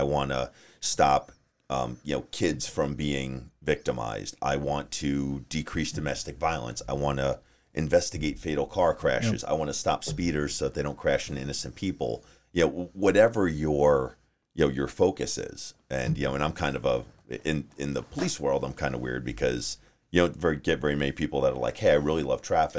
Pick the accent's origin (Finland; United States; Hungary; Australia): United States; Long Island, New York; moved away as an adult; also born or lived in Maine; now in Arizona, United States; I'm originally from New York. Okay. So I grew up on Long Island.